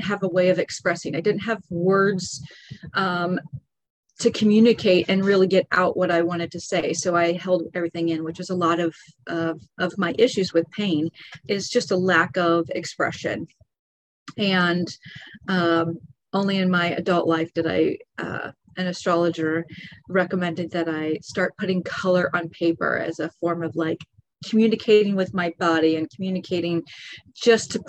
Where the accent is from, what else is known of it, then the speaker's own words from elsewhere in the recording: Lawrence, Kansas, United States; moved away as an adult; also born or lived in Bradenton, Florida; now in Florida, United States; I grew up in Kansas and had incredible, incredible parents